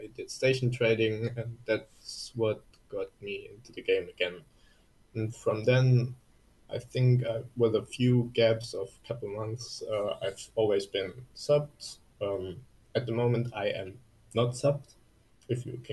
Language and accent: English; Germany; English is a second language; I'm from Germany